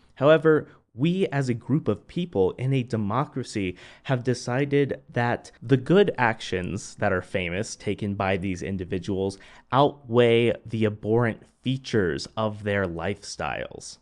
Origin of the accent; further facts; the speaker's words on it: Midwest, United States; I'm from the Midwest